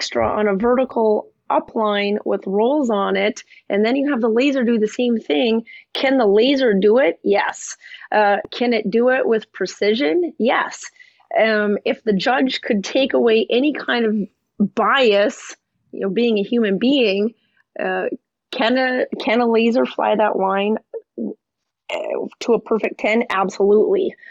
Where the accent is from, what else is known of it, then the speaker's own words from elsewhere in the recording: Montana, United States; I grew up in Montana and my dad is a pilot